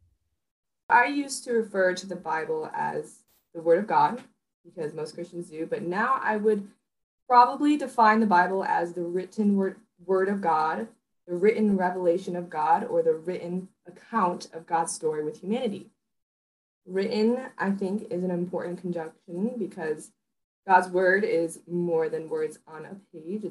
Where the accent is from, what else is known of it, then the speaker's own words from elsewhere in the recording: Holland, Michigan, United States; now in Chicago, United States; I was born in Chicago, Illinois, raised in Holland, Michigan, and now I am back in Chicago, Illinois